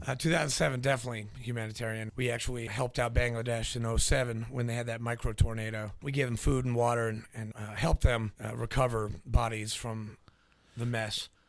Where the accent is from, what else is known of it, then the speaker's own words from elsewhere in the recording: New Hampshire, United States; also born or lived in Nashville, Tennessee; I was born in Nashville, grew up in uh, New Hampshire